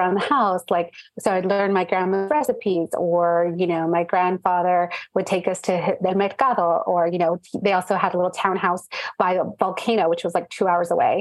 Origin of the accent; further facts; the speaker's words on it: Orange County, California, United States; they moved to California in the 80s and that's where I was born. I was born in Orange County.